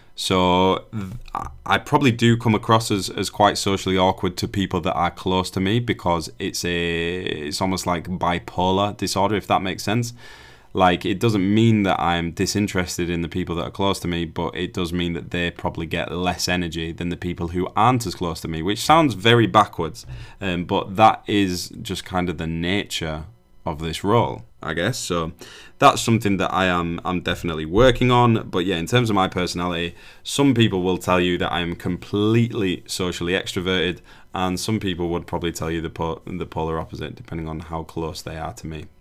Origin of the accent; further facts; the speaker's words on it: United Kingdom; we're very guilty of as British people.